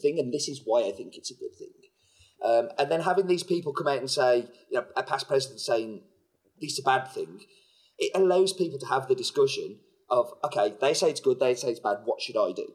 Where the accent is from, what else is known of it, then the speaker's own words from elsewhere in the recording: United Kingdom; I'm British